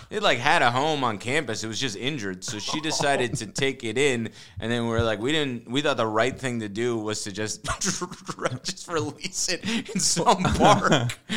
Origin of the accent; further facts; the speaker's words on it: New Jersey, United States; I grew up in North Jersey